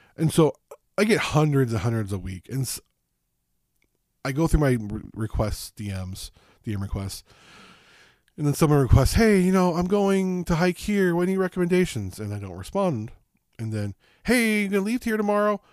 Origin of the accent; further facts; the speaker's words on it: Las Vegas, Southern California, United States; moved away; I grew up in Southern California, Las Vegas